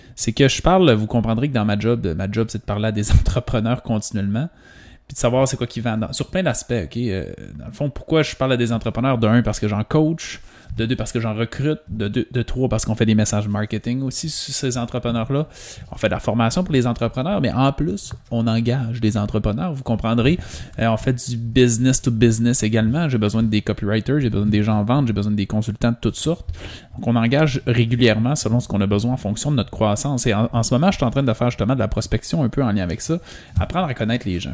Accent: Quebec, Canada; Mais moi, je viens du Saguenay-Lac-Saint-Jean. C'est une, petite, une des plus petites régions du Québec

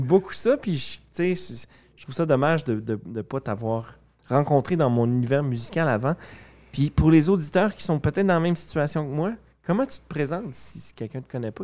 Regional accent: Quebec, Canada; moved away as an adult; now in Winnipeg, Canada; je suis né au Lac-Saint-Jean

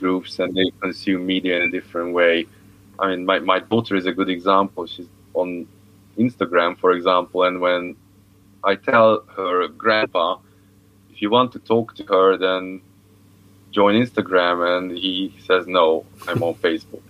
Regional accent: Hungary; moved away; I come from Hungary.

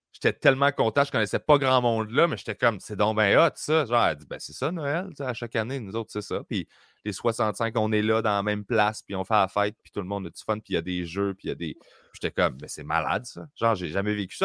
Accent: Sainte-Julie, Quebec, Canada; also born or lived in Greenfield Park; j'ai grandi à Sainte-Julie

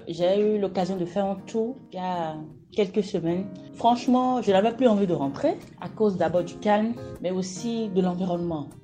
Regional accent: Matéri, Atakora, Benin; now in Abomey-Calavi, Benin; Je suis natif de Materi. Je suis actuellement à Calavi.

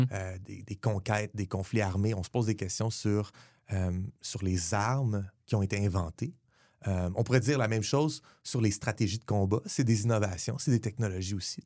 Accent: Le Gardeur, Quebec, Canada; je viens de Le Gardeur

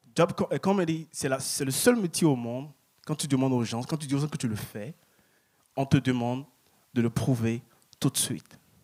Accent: Paris, Île-de-France, France; now in Montreal, Canada; je viens de Paris, je viens de France

